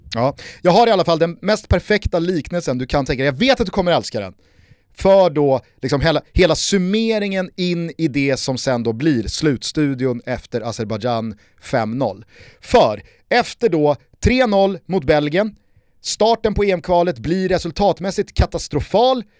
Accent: Sweden; vi är också svenskar

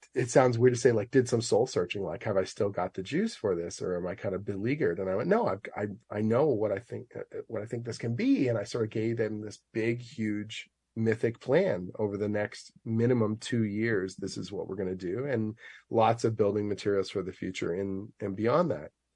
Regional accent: Oshawa, Ontario, Canada; a kid growing up in Oshawa

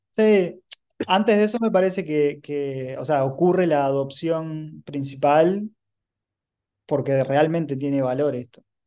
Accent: Uruguay; soy un emprendedor uruguayo

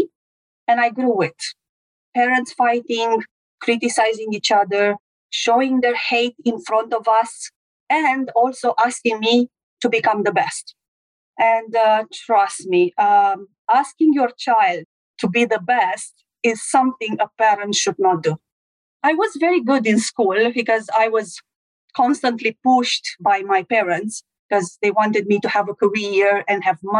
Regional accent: Romania; I'm from Romania

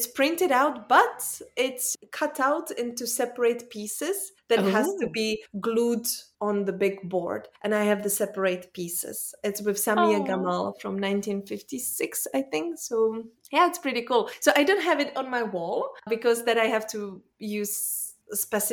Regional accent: Czechia; English is a second language; now in Belgium; I'm in Belgium. I was born in Czech Republic, but now I live and I work in Belgium.

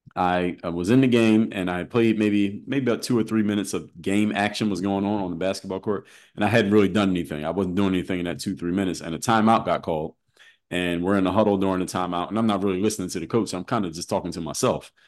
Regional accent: Philadelphia, Pennsylvania, United States; I'm from Philadelphia

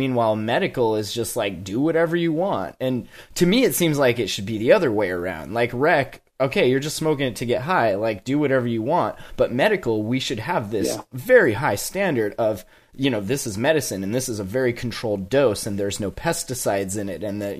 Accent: Montana, United States; I came from Montana where we had a pretty decent medical system until they tried to repeal it.

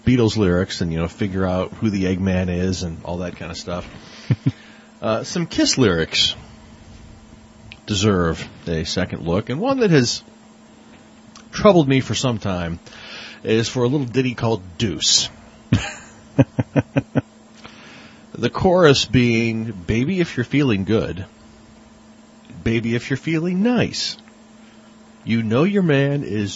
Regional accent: Australia; I'm from Australia

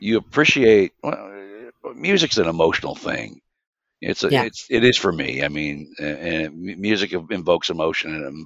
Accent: St. Louis, Missouri, United States; From my hometown would have to be Silver Ballroom. That's on Morgansford Road for those that are familiar with Beeville Mill area of St. Louis

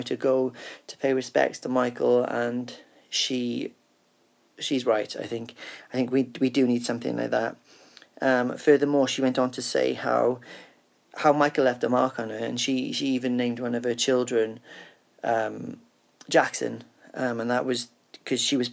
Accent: Cardiff, Wales, United Kingdom; I'm from Cardiff in the UK

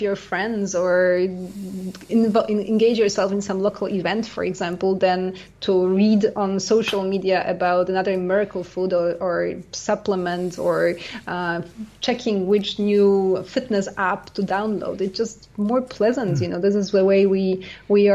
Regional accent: Canada; also born or lived in United States; now in France; I'm Canadian

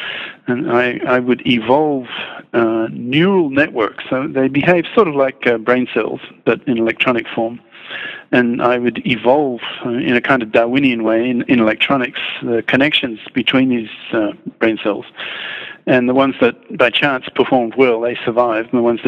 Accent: Australia; also born or lived in England / Netherlands / Belgium / Japan; now in China; I grew up in Australia and then England, Holland, Belgium, Japan, America, and China.

